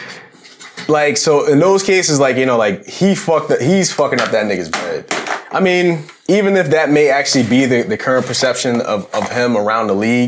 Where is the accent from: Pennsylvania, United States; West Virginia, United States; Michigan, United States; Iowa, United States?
Pennsylvania, United States; Philadelphia; I'm from Philly